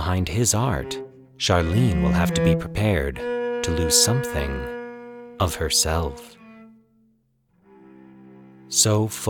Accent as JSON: {"language": "English", "region": "Colorado", "country": "United States", "tie": "born or raised there", "moved": "yes", "said": "I am recording this intro a few days after returning to Colorado, my home state. It's fun doing this here since it's where I grew up"}